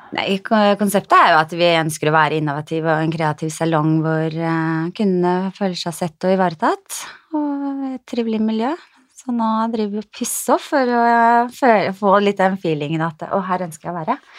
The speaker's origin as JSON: {"language": "Norwegian", "town": "Skien", "region": "Telemark", "country": "Norway", "said": "jeg er fra Skien."}